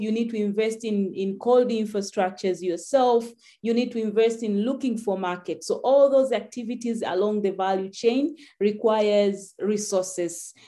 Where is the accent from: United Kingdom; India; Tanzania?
Tanzania